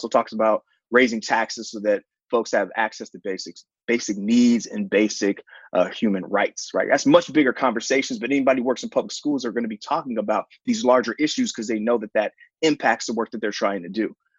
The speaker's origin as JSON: {"language": "English", "town": "San Francisco", "region": "California", "country": "United States", "said": "I'm from the Tenderloin"}